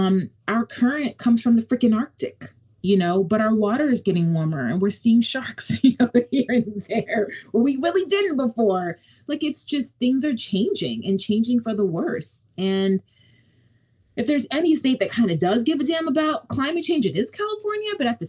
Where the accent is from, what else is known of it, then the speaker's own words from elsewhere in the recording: Nigeria; Not because I'm a mom, not because I'm Nigerian